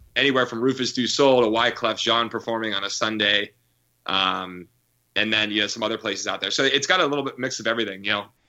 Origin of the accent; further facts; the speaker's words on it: Pennsylvania, United States; also born or lived in Syracuse, New York / Los Angeles; now in New York City, United States; I'm from Pennsylvania